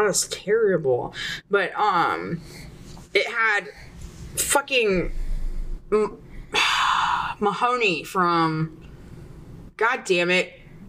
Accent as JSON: {"language": "English", "region": "the South", "country": "United States", "tie": "born or raised there", "said": "I guess because I'm in the South. I grew up in the South."}